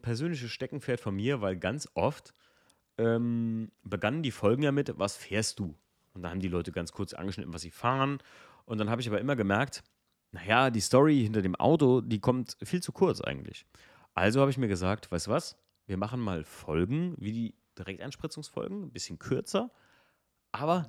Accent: Eifel, Germany; wir kommen aus der Eifel

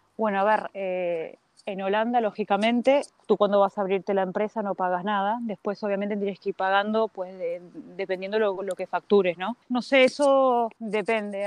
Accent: A Coruña, Galicia, Spain; moved away as an adult; also born or lived in Uruguay / Brazil / Amsterdam, Netherlands; yo nací en Uruguay, de Uruguay nos fuimos con mi familia a Brasil dos años y de ahí estuve en La Coruña, porque mi familia es de Galicia y estuvimos en, La Coruña muchos años

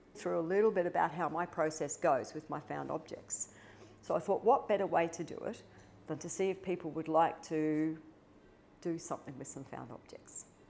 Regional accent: Melbourne, Victoria, Australia; as a young girl growing up in Melbourne, which is very cold and rains a lot

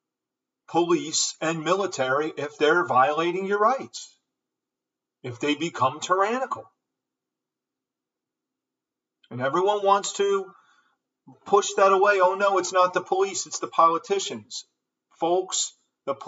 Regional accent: United States; we Americans, I'm from America once again, I know I said that, but I'm going to say it again, I'm from America

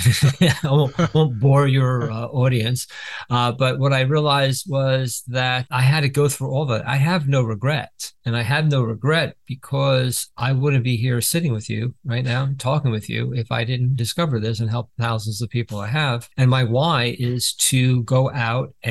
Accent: New Jersey, United States; I'm from Jersey

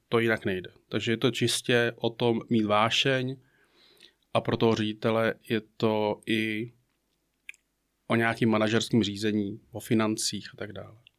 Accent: Prague, Czechia; moved away as an adult; also born or lived in Jičín / Bratislava / Moravia / Karlovy Vary; now in Mariánské Lázně, Czech Republic; Já jsem z Prahy

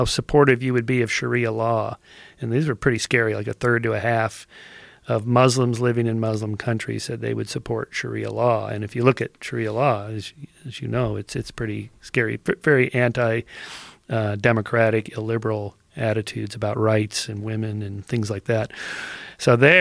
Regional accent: Southern California, United States; born or raised there

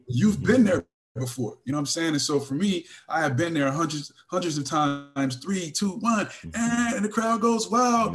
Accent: California, United States; I'm from California

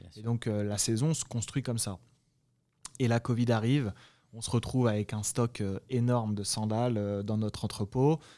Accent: France; now in United States; nous, on, en tant que Français

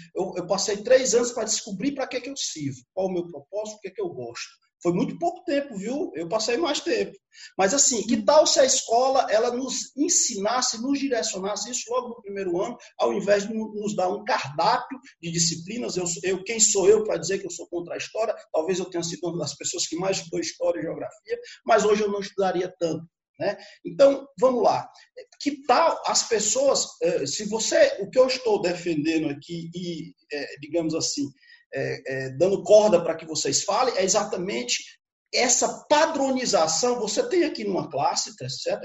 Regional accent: Brazil; sou do Brasil, não estudo aqui

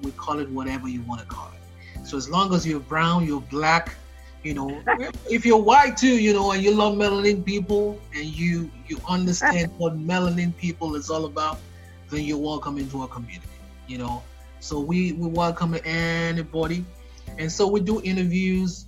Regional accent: Nigeria; now in United States; I'm an American, but I'm Nigerian, originally from Nigeria.

